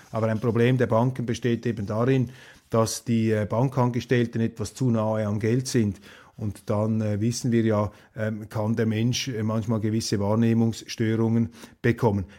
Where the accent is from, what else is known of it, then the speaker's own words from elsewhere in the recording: Switzerland; als Schweizer